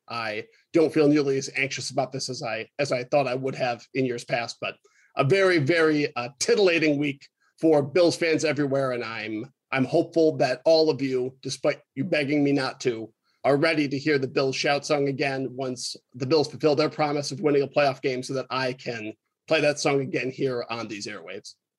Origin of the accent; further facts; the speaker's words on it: Rochester, New York, United States; now in Milwaukee, United States; I was raised in Rochester